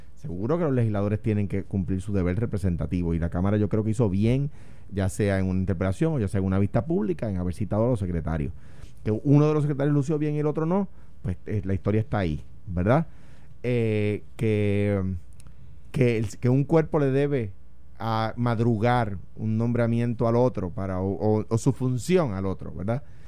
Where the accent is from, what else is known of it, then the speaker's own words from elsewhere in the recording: Puerto Rico; soy puertorriqueño. Lo único que soy por encima de popular es puertorriqueño